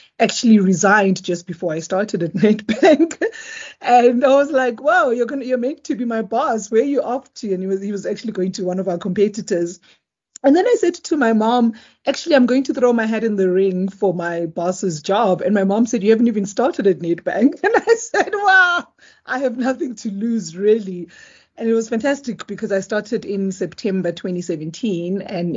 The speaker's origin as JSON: {"language": "English", "country": "South Africa", "also_born_or_lived": "Eswatini", "said": "So I am South African, but I wasn't born here. So I was born in Eswatini, previously Swaziland"}